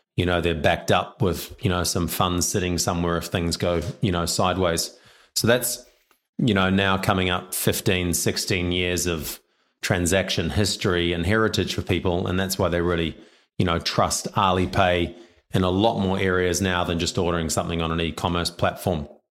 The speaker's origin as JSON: {"language": "English", "country": "New Zealand", "also_born_or_lived": "China", "moved": "yes", "lives_now": "Australia", "said": "I'm a Kiwi."}